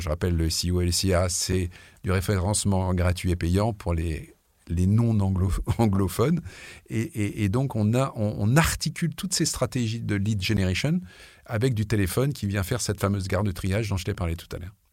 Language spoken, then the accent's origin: French; France; je suis français